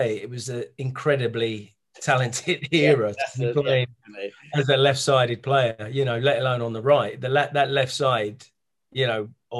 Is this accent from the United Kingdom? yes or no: yes; England, United Kingdom; also born or lived in Nigeria; I was born in Nigeria. My mum's English and white. My dad's Nigerian, and he met my mum in England doing his masters. And they, you know, took her back to Nigeria.